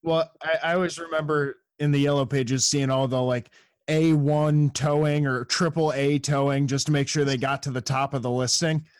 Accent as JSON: {"language": "English", "region": "New York", "country": "United States", "moved": "yes", "lives_now": "San Jose, United States", "said": "I'm from New York originally."}